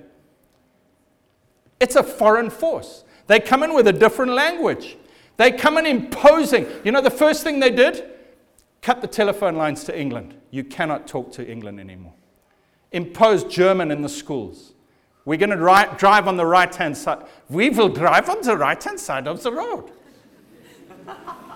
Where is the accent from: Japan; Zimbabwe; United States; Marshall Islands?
Zimbabwe; I was born in Zimbabwe, and I was born into a civil war